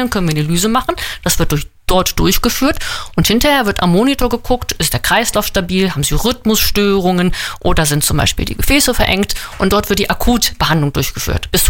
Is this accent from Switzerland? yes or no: no; Northern Germany, Germany; Äh, nein, ich komme aus Norddeutschland.